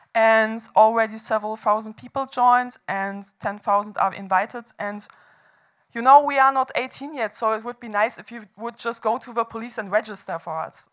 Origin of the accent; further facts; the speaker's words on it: Hamburg, Germany; I organized the protest movements in uh, my hometown of Hamburg back then, where, where I studied economics